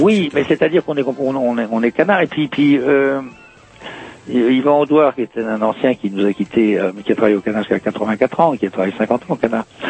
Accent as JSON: {"language": "French", "region": "Brittany", "country": "France", "tie": "born or raised there", "also_born_or_lived": "Rennes / Paris", "moved": "as an adult", "said": "Je suis né dans le Morbihan"}